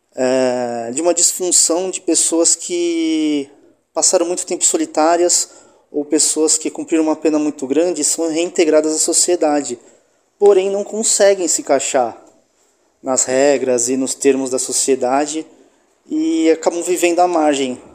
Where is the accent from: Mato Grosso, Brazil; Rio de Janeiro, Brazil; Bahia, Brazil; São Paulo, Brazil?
São Paulo, Brazil; Baixada Santista; moved away as an adult; now in São Paulo, Brazil; tanto eu quanto ele somos da Baixada Santista